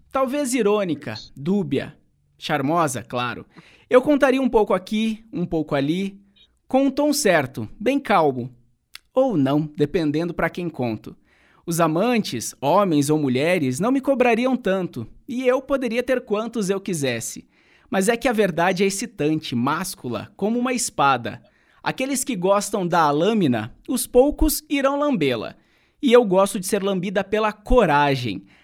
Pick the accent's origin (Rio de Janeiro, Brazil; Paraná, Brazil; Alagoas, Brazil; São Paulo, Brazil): Paraná, Brazil; Santo Antônio da Platina; moved away as an adult; quando eu encerrei o meu ensino médio lá no meu país, em Santo Antônio da Platina, norte pioneiro aqui do Paraná